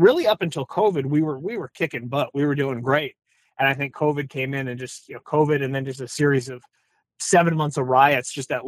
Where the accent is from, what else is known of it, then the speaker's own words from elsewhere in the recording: California, United States; I'm from California.